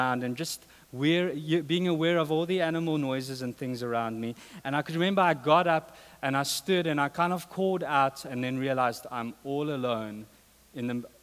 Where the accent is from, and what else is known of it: South Africa; moved away